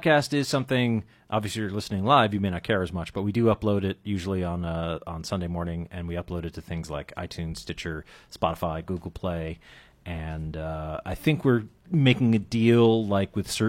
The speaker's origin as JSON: {"language": "English", "town": "Andover", "region": "Massachusetts", "country": "United States", "tie": "born or raised there", "said": "I grew up in Andover, Massachusetts"}